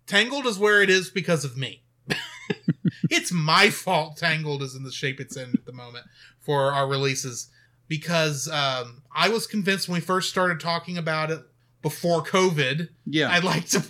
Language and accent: English; Texas, United States; we're from Texas